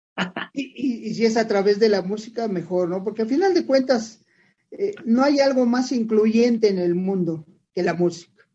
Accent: Mexico City, Mexico; yo nací chilango y me voy a morir chilango, yo soy, yo soy orgulloso de ser de la Ciudad de México

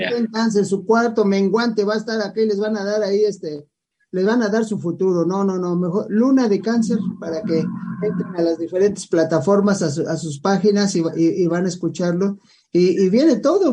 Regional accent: Mexico; somos mexicanos

